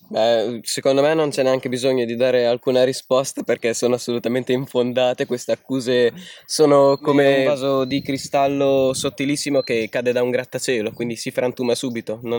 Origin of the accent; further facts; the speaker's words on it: Bari, Apulia, Italy; ho 14,3 periodici anni e vengo da Bari